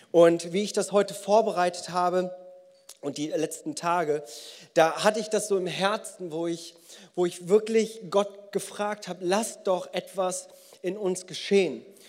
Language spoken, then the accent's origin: German; Bonn, North Rhine-Westphalia, Germany; unter uns Bonnern